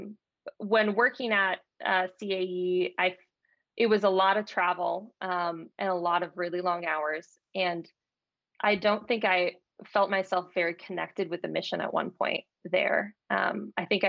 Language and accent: English; Dallas, Texas, United States; moved away as an adult; also born or lived in Ithaca, New York / San Francisco, California; I grew up in Dallas, Texas, just outside of it in the suburb.